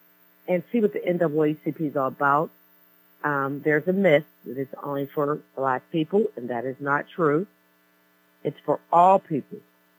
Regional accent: McKeesport, Pennsylvania, United States; Born and raised in the city of McKeesport.

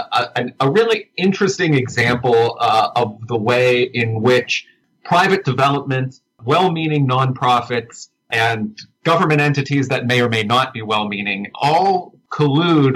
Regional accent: Uniontown, Pennsylvania, United States; now in Pittsburgh, United States; when I was growing up in Uniontown, that would have been in the 90s for the most part

